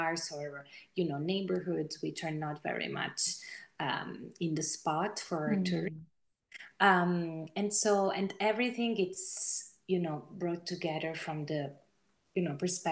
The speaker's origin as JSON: {"language": "English", "country": "Italy", "tie": "born or raised there", "said": "my home country"}